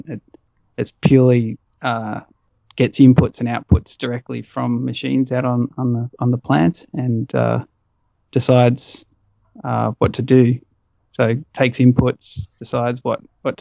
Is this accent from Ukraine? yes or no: no; Melbourne, Victoria, Australia; I've always been a Melbourne boy.